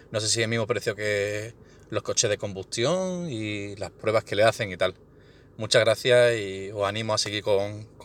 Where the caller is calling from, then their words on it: Seville, Andalusia, Spain; de Sevilla.